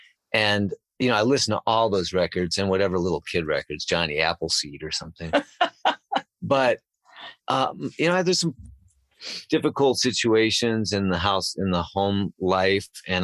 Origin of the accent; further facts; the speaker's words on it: Chicago, Illinois, United States; I was starting to discover when I was about 14 because I grew up in Chicago.